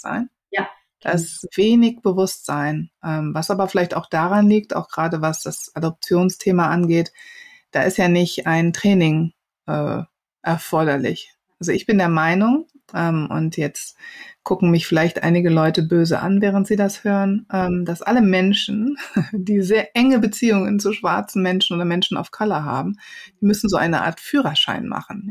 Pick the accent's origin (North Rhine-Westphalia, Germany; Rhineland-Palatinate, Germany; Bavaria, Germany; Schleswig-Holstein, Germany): North Rhine-Westphalia, Germany; Wuppertal; also born or lived in Cologne; Ich bin ja keine Ausländerin, ich bin ja in Wuppertal geboren.